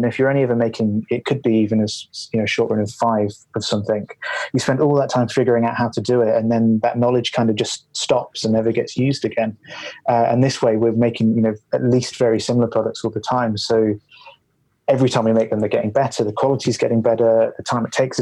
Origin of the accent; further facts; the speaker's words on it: Leicester, East Midlands, United Kingdom; also born or lived in Glasgow; now in Edinburgh, United Kingdom; I grew up in Leicester